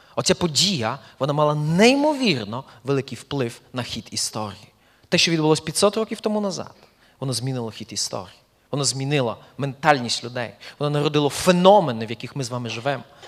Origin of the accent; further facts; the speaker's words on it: eastern Poland, Poland; moved away as an adult; also born or lived in Belarus; now in Ukraine; я народився в Польщі, в східній Польщі, от, і пережив першу половину свого життя саме там